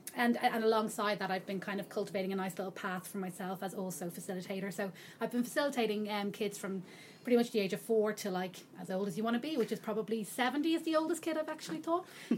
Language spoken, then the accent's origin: English; Dublin, Leinster, Ireland; now in United Kingdom; I'm from Dublin. I hail from Dublin, and I've been living in the UK now for about 9 years, so my accent dwindles a little bit, but every so often I talk to my dad and it comes back.